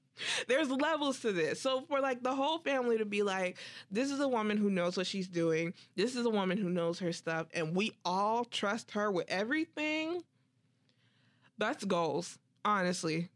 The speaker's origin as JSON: {"language": "English", "country": "United States", "said": "I'm so American"}